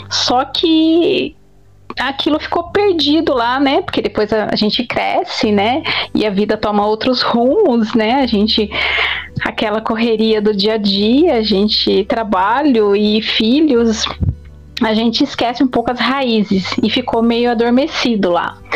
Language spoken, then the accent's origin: Portuguese; Campinas, São Paulo, Brazil; born there; Que eu sou paulista, nasci aqui em São Paulo, em Campinas, né? Interior de São Paulo, mas tenho muitos parentes em Minas.